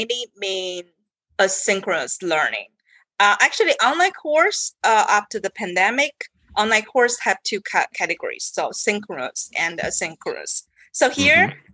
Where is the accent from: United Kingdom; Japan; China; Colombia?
China; moved away as an adult; I came from China